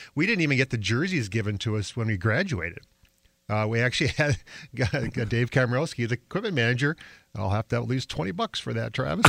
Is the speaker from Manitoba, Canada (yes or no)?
yes; Winnipeg, Manitoba, Canada; moved away; I grew up in Winnipeg playing small town hockey